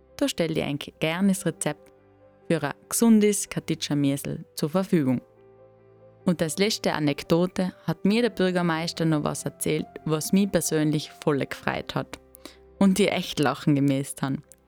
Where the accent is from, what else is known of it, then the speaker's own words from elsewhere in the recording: Brixen, Trentino-Alto Adige, Italy; moved away as an adult; now in Kartitsch, Austria; Brixen, meiner Heimat, wo ich aufgewachsen bin, und meiner jetzigen Wahlheimat Katitsch